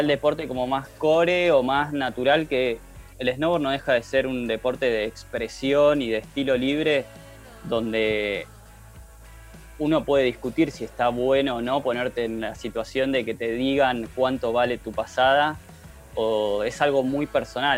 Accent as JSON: {"language": "Spanish", "town": "Bariloche", "region": "Río Negro", "country": "Argentina", "tie": "born or raised there", "said": "soy nacido en Bariloche"}